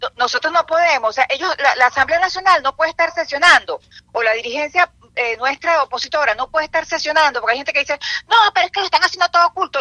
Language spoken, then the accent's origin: Spanish; Venezuela; now in Florida, United States; yo soy una venezolana que estoy aquí